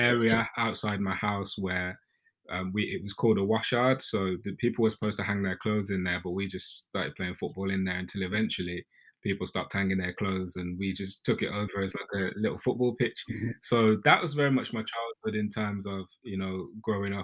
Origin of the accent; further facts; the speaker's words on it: Birmingham, West Midlands, United Kingdom; moved away as an adult; also born or lived in London; I grew up in a council estate in Birmingham, so you can probably tell from my accent